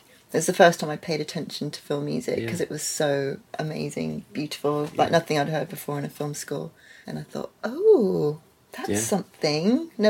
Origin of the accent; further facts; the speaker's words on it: Netherlands; when I was growing up in Holland at the British school, I felt British because all of my cultural... education, I guess, or just influences were all British.